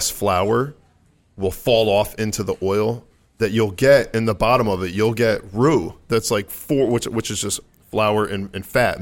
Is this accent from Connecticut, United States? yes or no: yes; Stratford, Connecticut, United States; I'm from Stratford. I don't know if you guys are familiar with the Connecticut area at all, but Stratford, Connecticut